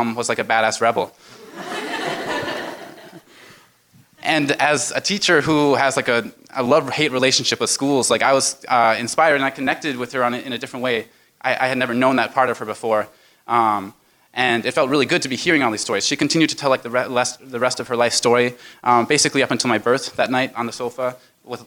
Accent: Minnesota, United States; between my like Minnesotan father and me being Minnesotan and my Swedish mother and me not really being Swedish anymore

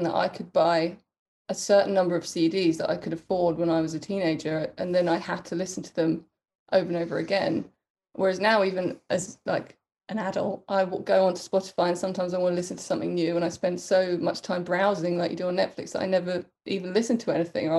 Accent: Crawley, South East England, United Kingdom; And I grew up in Crawley, which is not particularly creative or artistic place, just south of London

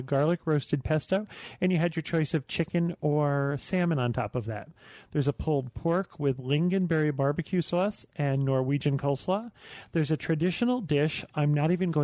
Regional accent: New York, United States; I'm from New York

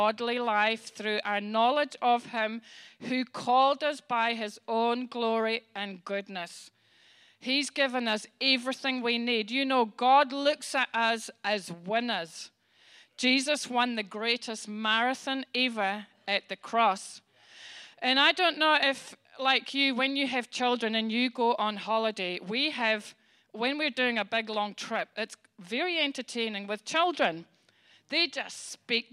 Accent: Scotland, United Kingdom; I'm Scottish

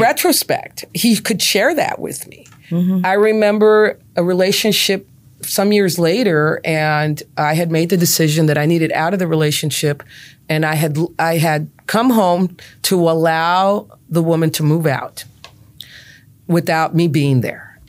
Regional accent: Brownsville, Texas, United States; growing up in Brownsville

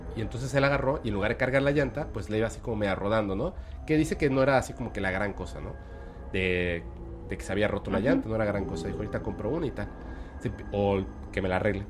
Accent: Mexico; also born or lived in Mérida, Yucatán; yo soy un mexicano que está aquí en Mérida, Yucatán.

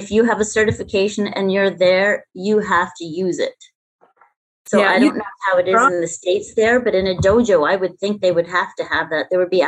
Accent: Canada; I'm in Canada. I'm the Canadian here.

